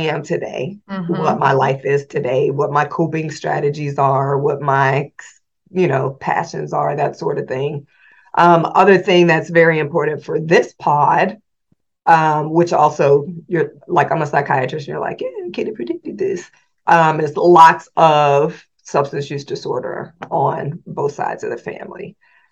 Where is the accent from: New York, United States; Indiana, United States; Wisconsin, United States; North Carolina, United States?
Indiana, United States; Indianapolis; moved away as an adult; also born or lived in Washington, District of Columbia, United States; I was born in Indianapolis, Indiana. And growing up, my mom and dad were here